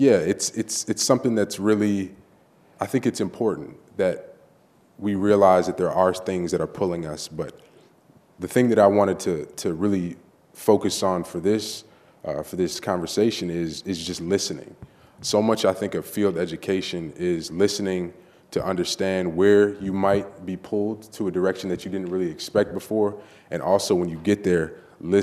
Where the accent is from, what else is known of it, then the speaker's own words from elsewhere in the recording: Detroit, Michigan, United States; moved away as an adult; I'm originally from Detroit, Michigan, the son of a pastor